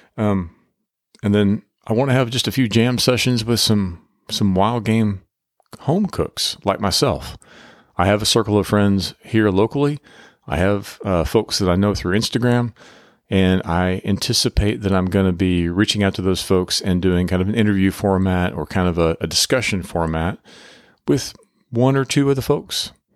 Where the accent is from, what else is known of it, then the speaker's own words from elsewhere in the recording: Oklahoma, United States; now in Texas, United States; we both come from Oklahoma, we're living in Texas now, but we come from Oklahoma, kinda agricultural and country backgrounds